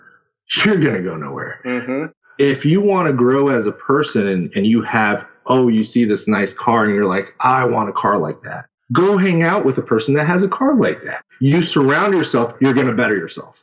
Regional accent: Houston, Texas, United States; now in Sarasota, United States; I'm originally from Houston, Texas

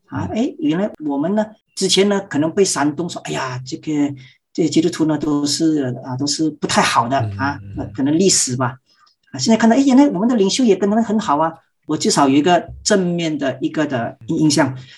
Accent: Malaysia; 我是马来西亚人，是在马来西亚神学院教书，本身呢是长老会的牧师

